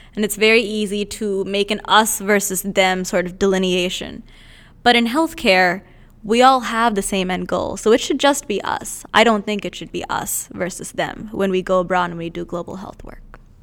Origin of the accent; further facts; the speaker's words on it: India; moved away; I'm originally from India